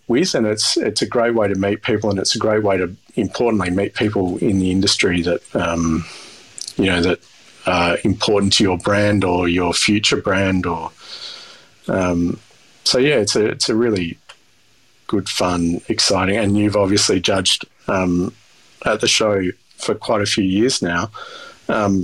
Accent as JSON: {"language": "English", "region": "New South Wales", "country": "Australia"}